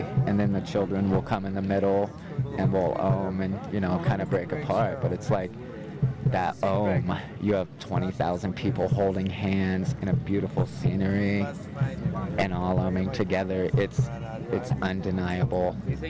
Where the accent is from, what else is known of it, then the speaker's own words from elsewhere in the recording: Indiana, United States; I'm from Indiana, so there's no mountains there, you know, and it's like this, there's no scenery there like this. I see cornfields every day